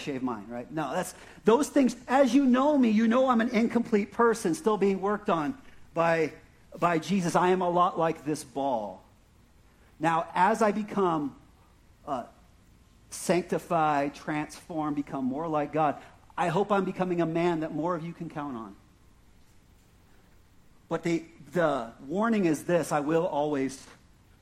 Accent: Prescott Valley, Arizona, United States; accent: Prescott Valley; my Prescott Valley accent

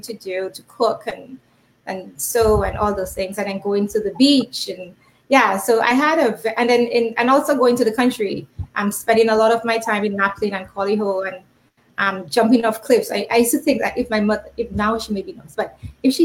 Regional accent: Dominica; moved away as an adult; also born or lived in Canada; now in United States; I was raised in Dominica. I left home at 19-ish, about 19. So I spent all of my formative years in Dominica.

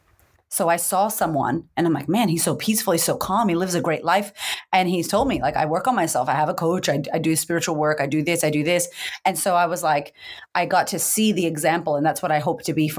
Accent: Boston, Massachusetts, United States; moved away as an adult; now in Australia; I grew up in America, in Boston, to a bipolar single mother

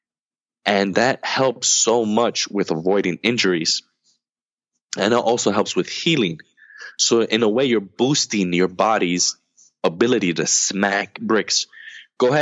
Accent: United States; I'm American

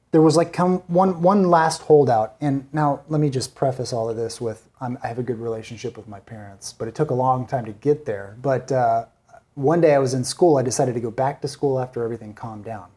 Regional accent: San Bernardino, California, United States; also born or lived in Newport; I was gonna move from San Bernardino to Newport

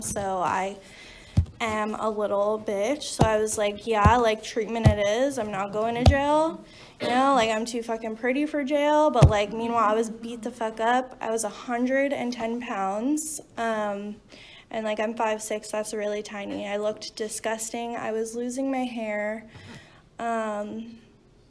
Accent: New Jersey, United States; I'm from New Jersey

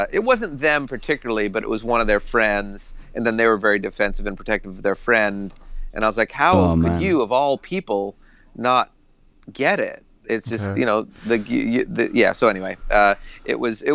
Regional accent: Boston, Massachusetts, United States; I grew up in, you know, New England

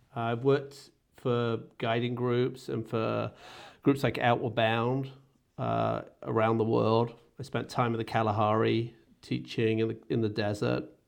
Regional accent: England, United Kingdom; moved away as an adult; I grew up in Britain

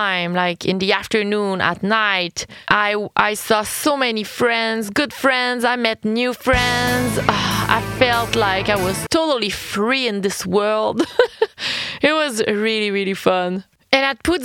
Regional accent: Quebec, Canada; I'm Quebecoise. I'm French Canadian

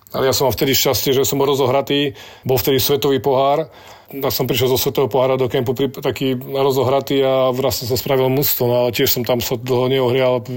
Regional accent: Slovakia; My sme Slováci

